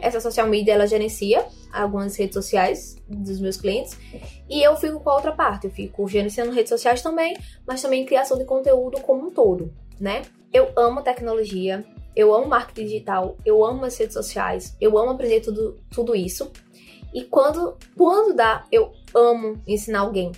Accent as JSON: {"language": "Portuguese", "town": "João Pessoa", "region": "Paraíba", "country": "Brazil", "said": "sou de João Pessoa, na Paraíba"}